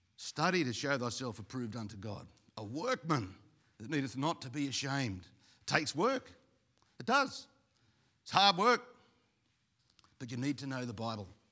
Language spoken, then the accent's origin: English; Australia; also born or lived in Sydney; being Aussie